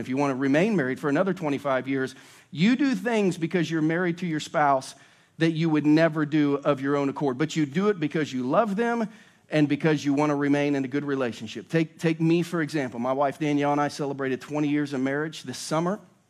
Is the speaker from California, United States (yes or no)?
no; Ohio, United States; now in Lee's Summit, United States; I just grew up in an old house in Ohio.